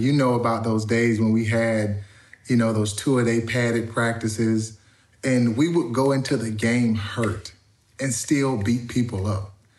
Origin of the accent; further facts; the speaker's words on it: Auburn, Alabama, United States; I'm from Auburn, Alabama